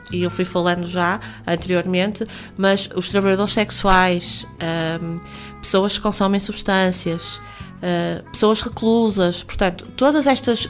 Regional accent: Porto, Norte, Portugal; eu nasci no Hospital São João

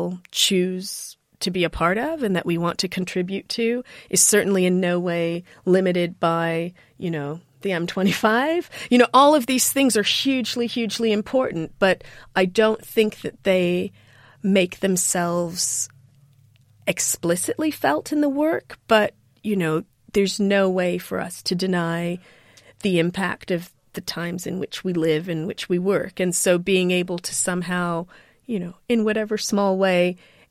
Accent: United States; you can hear it in my accent, I'm not British, I am African-American

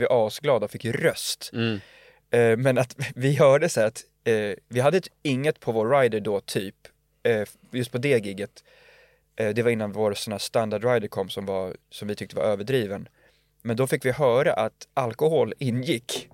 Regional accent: Lidingö, Stockholm County, Sweden; vi var från Lidingö

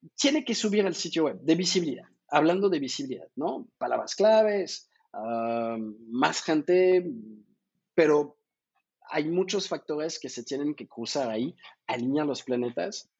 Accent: France; accent: French; Spanish is a second language; now in Mexico; yo soy francés, creo que se nota por mi accentito, que casi no se nota.

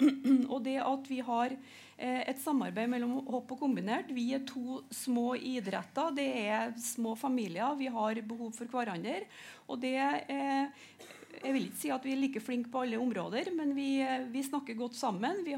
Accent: Hølonda, Trøndelag, Norway; Jeg kommer jo sjøl fra Høllanda

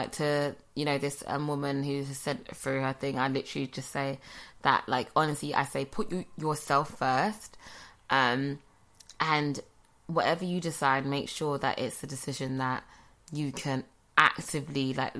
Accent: London, United Kingdom; I'm from London.

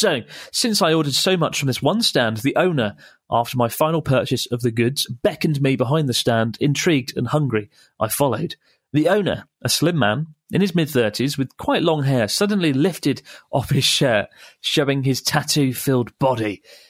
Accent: Canada; All right, … … from Canada.

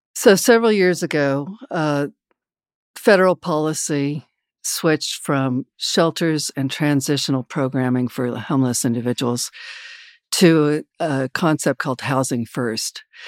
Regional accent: Wichita, Kansas, United States; I grew up in Wichita, Kansas

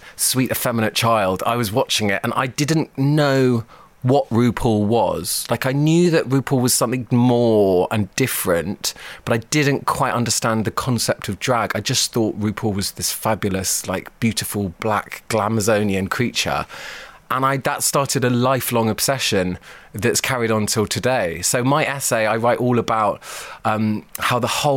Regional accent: London, United Kingdom; I grew up in South London in the 80s

